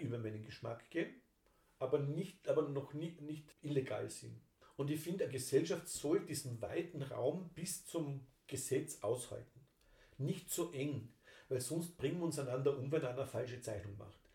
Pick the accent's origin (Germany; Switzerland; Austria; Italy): Austria; bei uns in Österreich